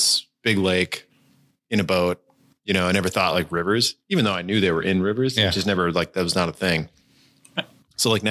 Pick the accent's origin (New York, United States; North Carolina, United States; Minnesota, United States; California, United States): Minnesota, United States; St. Cloud; I grew up in St. Cloud. So north of the Twin Cities a bit